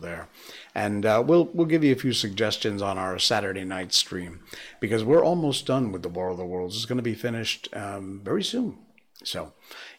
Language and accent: English; United States; moved away as an adult; now in Malaysia; Because I'm American